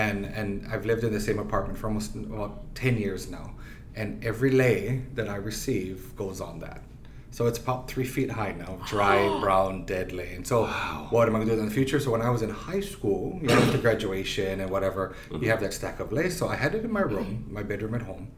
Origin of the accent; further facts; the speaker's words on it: Ohio, United States; I'm from Ohio